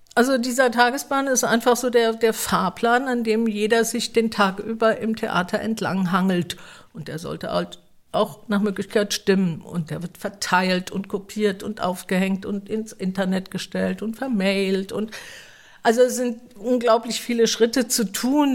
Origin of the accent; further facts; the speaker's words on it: Mannheim, Baden-Württemberg, Germany; ich bin tatsächlich hier in Mannheim geboren und in der Nähe aufgewachsen